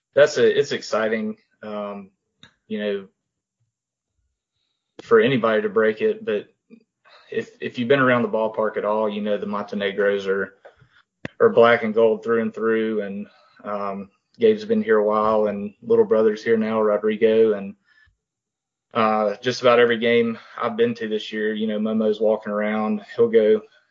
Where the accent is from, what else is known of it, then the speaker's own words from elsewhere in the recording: Hattiesburg, Mississippi, United States; We grew up in Hattiesburg